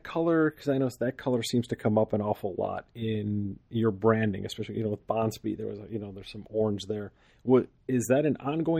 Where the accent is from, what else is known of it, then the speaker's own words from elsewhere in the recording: Buffalo, New York, United States; now in Arizona, United States; I'm in Arizona, but I grew up in Buffalo, New York